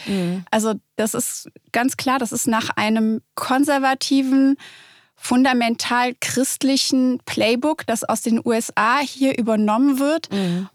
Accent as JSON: {"language": "German", "town": "Cologne", "region": "North Rhine-Westphalia", "country": "Germany", "said": "in Köln, wo ich herkomme"}